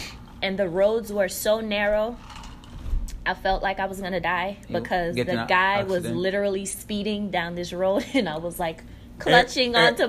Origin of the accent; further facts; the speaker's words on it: New York City, New York, United States; also born or lived in Guyana; I'm from Guyana, South America. So my family moved to Brooklyn, New York when I was 4 years old.